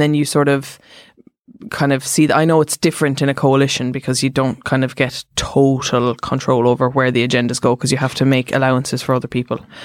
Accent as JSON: {"language": "English", "town": "Cork", "region": "Munster", "country": "Ireland", "said": "I'm from Cork"}